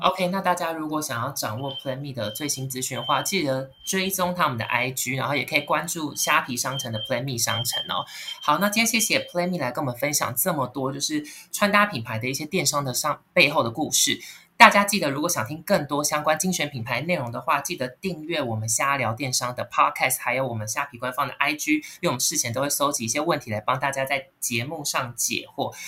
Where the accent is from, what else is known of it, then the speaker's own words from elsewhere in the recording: Kaohsiung, Taiwan; moved away as an adult; now in Taipei, Taiwan; 我是高雄人，然后我来台北念书，然后毕业工作到现在大概十年的时间